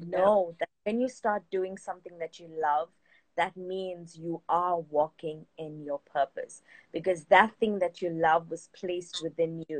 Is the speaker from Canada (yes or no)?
no; South Africa; I'm from South Africa